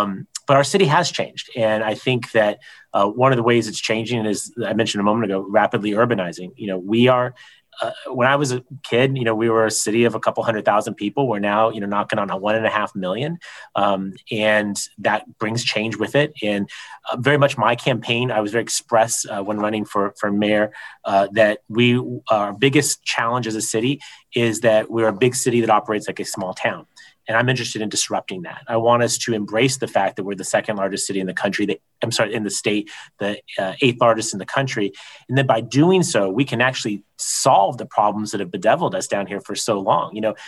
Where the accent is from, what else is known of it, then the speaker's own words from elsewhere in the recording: San Diego, California, United States; as much as I would like to be a homeowner in my hometown, and I know that it's difficult for me, I think about the hundreds of thousands, if not more than a million San Diegans